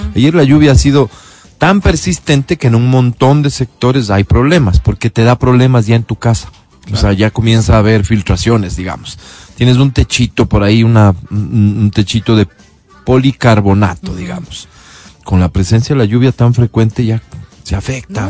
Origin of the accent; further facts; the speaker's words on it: Ecuador; lo que somos, los ecuatorianos